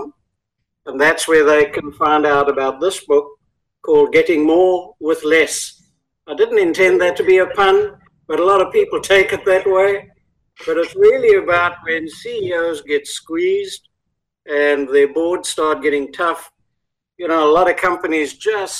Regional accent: South Africa; accent: South African; moved away as an adult; now in United States; we immigrated here from South Africa just over 27 years ago.

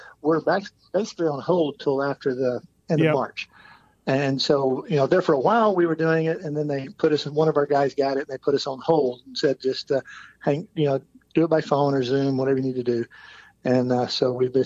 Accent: Lewisville, Texas, United States; I started hanging out at the motorcycle shop in my hometown of Lewisville, Texas, where I grew up.

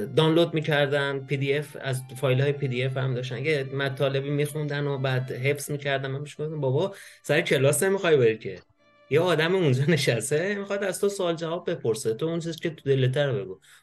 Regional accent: Iran; moved away as an adult; now in Germany; من وقتی از ایران اومدم بیرون

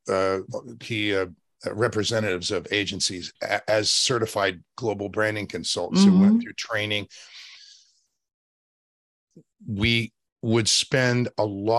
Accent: State College, Pennsylvania, United States; also born or lived in West Virginia; now in Los Angeles, United States; I was born in West Virginia and raised in Pennsylvania

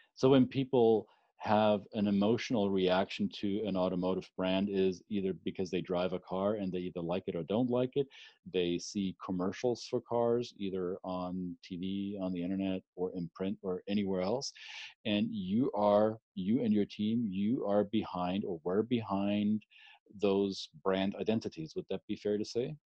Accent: Germany; moved away as an adult; now in United States; when I grew up in the 80s and 90s in, in Germany

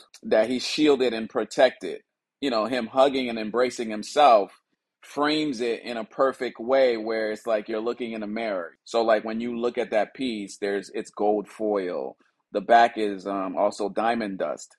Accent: Liberia; now in Los Angeles, United States; I'm originally from West Africa, Liberia, based out of Los Angeles, California

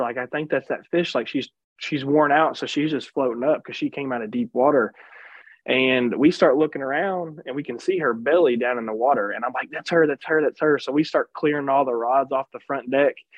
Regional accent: Kentucky, United States; I'm originally from uh, Kentucky

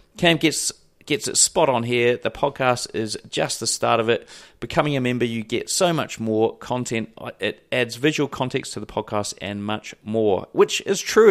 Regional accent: Wellington, New Zealand; my hometown in Wellington

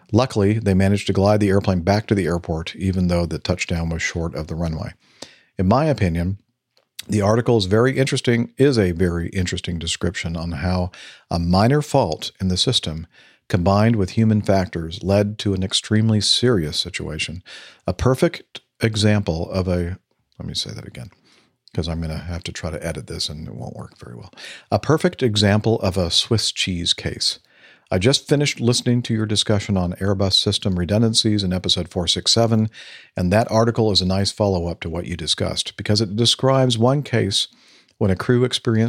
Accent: Tallinn, Harju County, Estonia; I am from Tallinn, Estonia

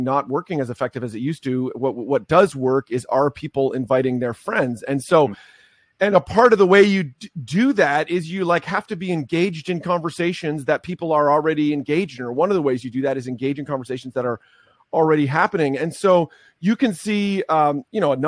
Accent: Canada; I am Canadian, don't hold it against me, although I mostly serve American churches.

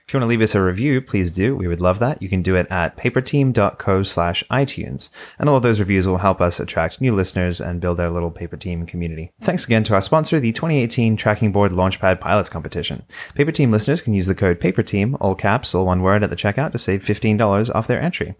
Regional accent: Shepparton, Victoria, Australia; now in Los Angeles, United States; I'm from Shepparton.

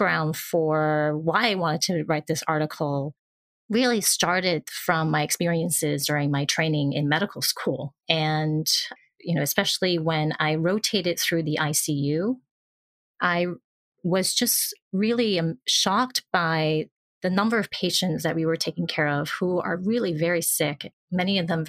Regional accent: Hong Kong; moved away; also born or lived in New York, United States; I've moved back to my home country or place where I was from in Hong Kong

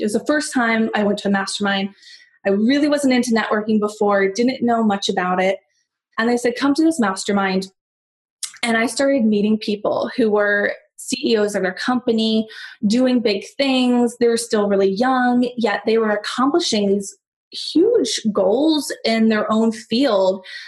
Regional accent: San Diego, California, United States; moved away as an adult; also born or lived in Los Angeles; I'm from San Diego, like I said. So I was working my booty off to get back to San Diego. That's where my family is

